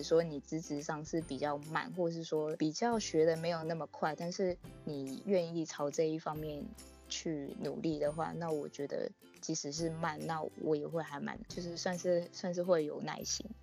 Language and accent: Chinese; Taipei, Taiwan; 我是台北人